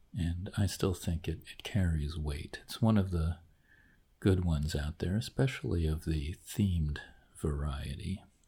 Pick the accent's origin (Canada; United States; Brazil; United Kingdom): United States; New Jersey; I grew up near Great Adventure in New Jersey